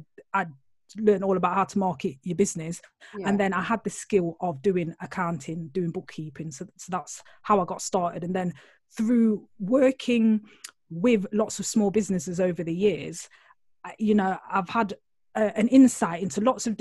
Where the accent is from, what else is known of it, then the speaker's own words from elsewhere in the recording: Nottingham, East Midlands, United Kingdom; accent: Nottingham; I'm originally from Nottingham, which is like Robin Hood. I always like to start the intro like that because people out there will be thinking, oh, what's that accent? It's Nottingham